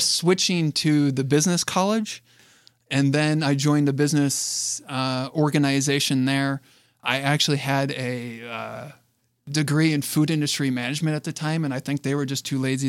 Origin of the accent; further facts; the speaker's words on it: Flushing, Michigan, United States; also born or lived in Flint, Michigan; I was born in Flint, Michigan, raised in Flushing, Michigan, to two loving parents